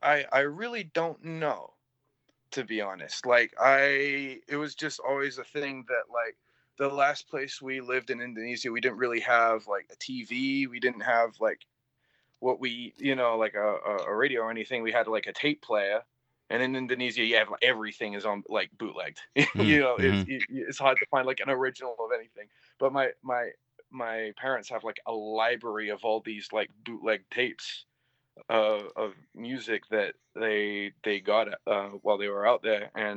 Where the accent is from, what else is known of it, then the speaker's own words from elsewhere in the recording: Canterbury, South East England, United Kingdom; first hardcore show in Canterbury, where like I was like, oh, there's like a community, and it's like in my hometown.